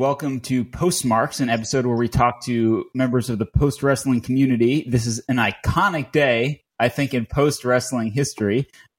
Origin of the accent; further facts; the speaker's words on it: Fort Lee, New Jersey, United States; I'm also from New Jersey, from Fort Lee, New Jersey.